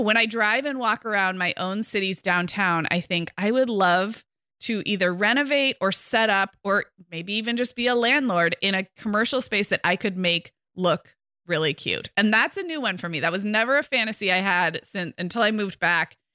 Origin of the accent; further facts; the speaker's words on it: Santa Barbara, California, United States; moved away as an adult; I moved back to my hometown of Santa Barbara two years ago.